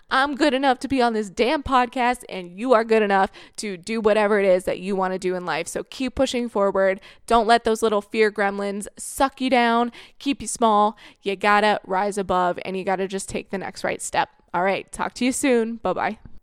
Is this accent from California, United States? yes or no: no; Florida, United States; moved away as an adult; also born or lived in Ohio; now in Canada; I grew up in Florida